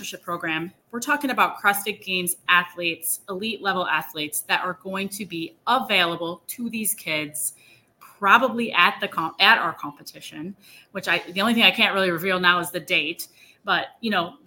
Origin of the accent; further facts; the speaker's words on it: Elkhart, Indiana, United States; my hometown. There used to be two high schools in the one school district. Well, they merged. And I actually went to one, was called Elkhart Central and Elkhart Memorial